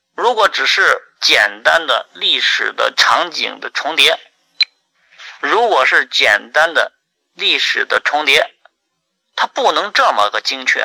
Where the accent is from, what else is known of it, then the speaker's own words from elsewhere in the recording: Henan, China; 我的老家，啊，就是新乡跟郑州中间的一个县城